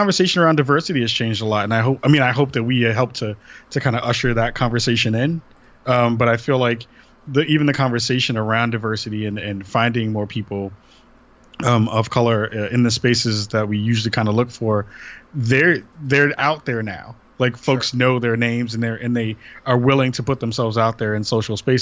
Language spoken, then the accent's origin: English; New York City, New York, United States; moved away as an adult; now in Portland, United States; I'm from the Bronx originally, and then moved out to Portland, Oregon 4 years ago